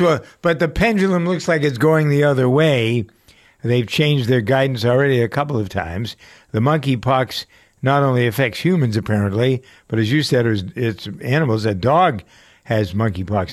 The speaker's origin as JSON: {"language": "English", "town": "Framingham", "region": "Massachusetts", "country": "United States", "tie": "born or raised there", "said": "here in my hometown of Framingham, Massachusetts"}